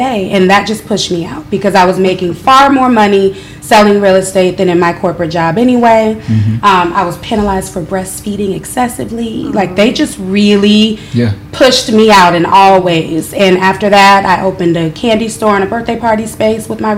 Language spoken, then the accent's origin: English; Chicago, Illinois, United States; moved away as an adult; now in Houston, United States; I'm originally from Chicago and I was licensed there previously.